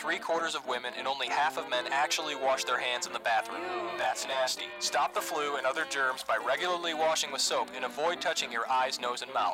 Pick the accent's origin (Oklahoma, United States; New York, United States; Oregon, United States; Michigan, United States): Michigan, United States; Southgate; I am from Downriver, Michigan. Very proud of it